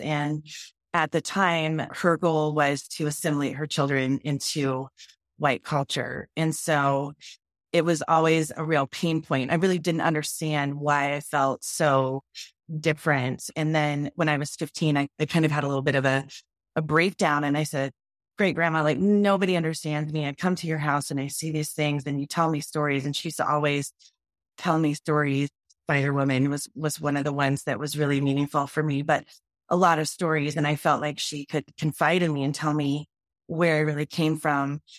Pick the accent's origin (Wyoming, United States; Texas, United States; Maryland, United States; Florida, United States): Wyoming, United States; a brown girl growing up in Wyoming in a ranching community